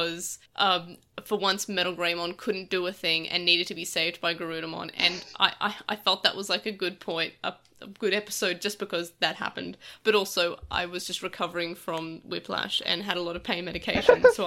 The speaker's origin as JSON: {"language": "English", "country": "Australia", "said": "As an Australian"}